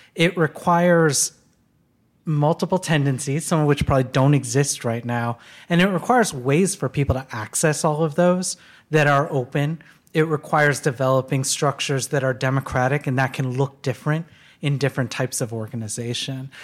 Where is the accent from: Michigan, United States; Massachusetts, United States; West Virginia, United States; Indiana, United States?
Michigan, United States; Detroit; I was born in Detroit, and in nineteen eighty, and watched deindustrialization happen, you know, all around me